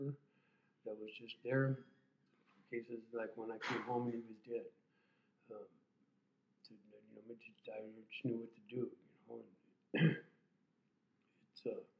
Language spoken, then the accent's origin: English; Tulare County, California, United States; also born or lived in El Centro; this is my hometown.